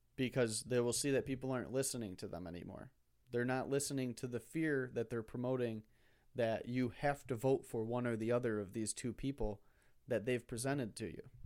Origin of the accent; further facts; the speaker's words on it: United States; as an American